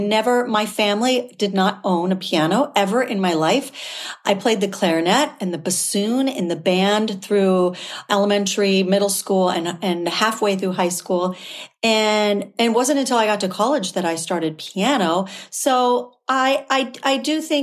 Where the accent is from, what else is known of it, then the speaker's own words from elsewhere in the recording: Southern California, United States; I grew up in Southern California near Disneyland